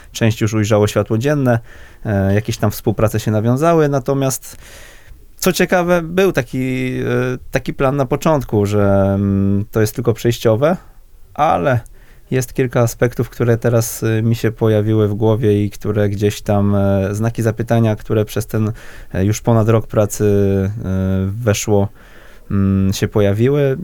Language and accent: Polish; Wrocław, Lower Silesian Voivodeship, Poland; ja jestem z, z Wrocławia